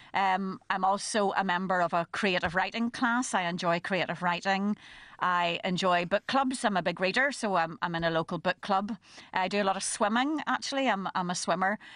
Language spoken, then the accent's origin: English; Belfast, Northern Ireland, United Kingdom; also born or lived in County Down / Dublin; I was brought up in East Belfast during the Troubles